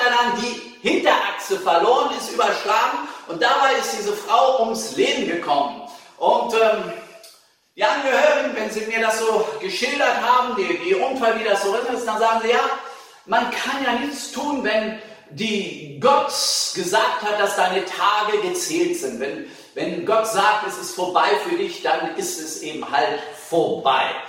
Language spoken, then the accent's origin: German; Hannover, Lower Saxony, Germany; Also als Hannoveraner kann ich dir nicht empfehlen, nach Braunschweig zu studieren